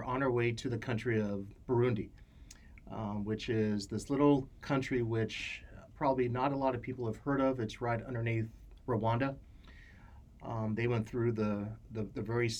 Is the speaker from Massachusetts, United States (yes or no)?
no; Santa Barbara, California, United States; I was born and raised in Santa Barbara